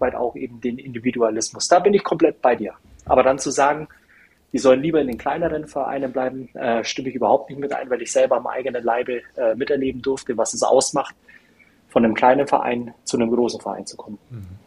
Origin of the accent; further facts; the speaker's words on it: Germany; als Deutscher